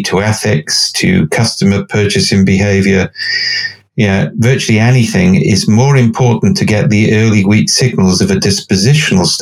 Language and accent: English; Cardiff, Wales, United Kingdom; I'm from Cardiff